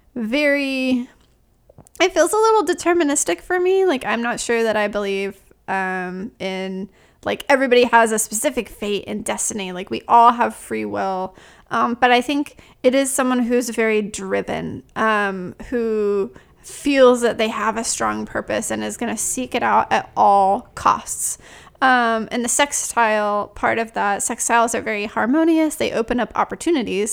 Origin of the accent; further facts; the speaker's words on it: South Carolina, United States; I'm from South Carolina.